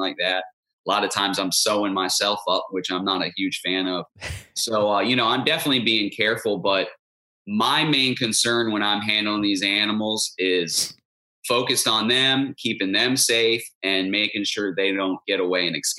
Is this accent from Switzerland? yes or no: no; Stuart, Florida, United States; I grew up in Martin County, Stuart, Florida